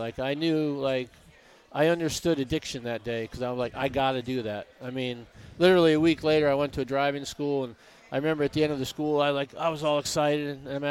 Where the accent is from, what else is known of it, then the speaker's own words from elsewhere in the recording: Connecticut, United States; now in California, United States; And I'm not from New York. You know, I grew up in Connecticut. I live in California